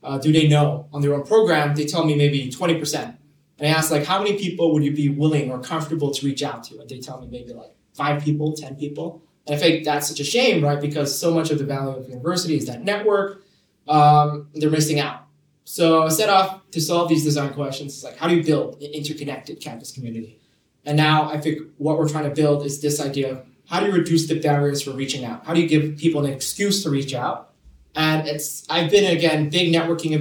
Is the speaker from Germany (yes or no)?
no; Hong Kong; moved away as an adult; now in London, United Kingdom; I was born and raised in Hong Kong. Moved here to London just a year ago